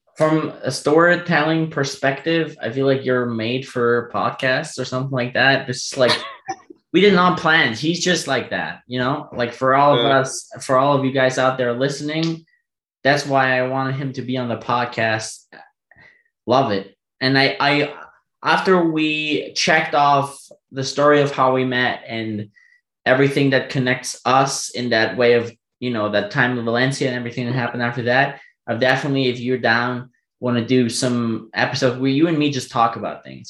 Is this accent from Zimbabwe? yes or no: no; Germany; first language German; English is a second language; also born or lived in United States